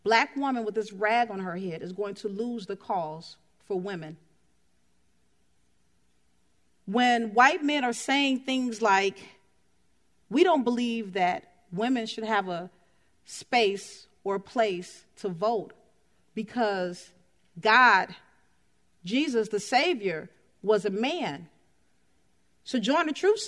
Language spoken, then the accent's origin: English; Chicago, Illinois, United States; moved away; I'm from Chicago